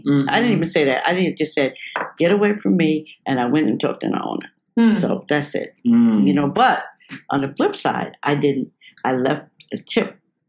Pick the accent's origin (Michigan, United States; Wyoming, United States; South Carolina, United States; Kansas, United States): South Carolina, United States; like we're from South Carolina, trying to make it in the business.